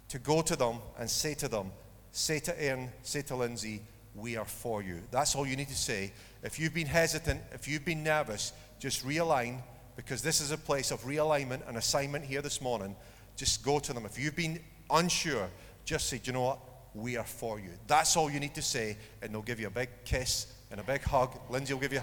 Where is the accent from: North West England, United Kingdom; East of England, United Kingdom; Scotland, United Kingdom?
Scotland, United Kingdom; Dundee; I was born in Dundee